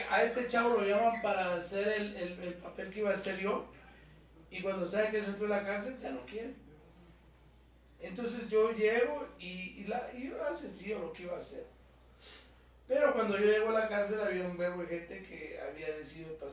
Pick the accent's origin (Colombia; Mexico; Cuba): Cuba; yo vengo de Cuba y vengo de una obra que se llama Guatemala